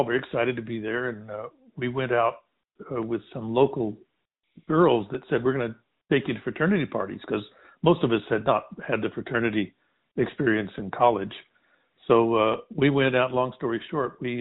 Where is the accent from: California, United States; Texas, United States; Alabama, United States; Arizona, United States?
Texas, United States; I also was born and raised in Texas